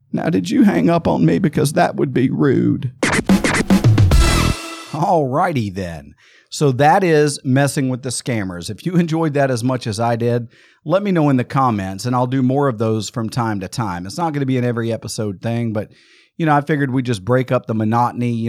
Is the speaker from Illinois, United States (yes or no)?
no; Amarillo, Texas, United States; in 1936, June 2nd, 1936, I was born in in in Amarillo, Texas.